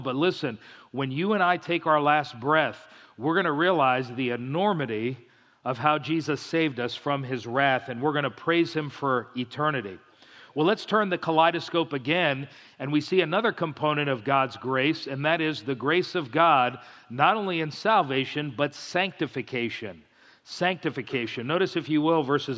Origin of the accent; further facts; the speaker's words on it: South Florida, United States; moved away; I grew up in South Florida.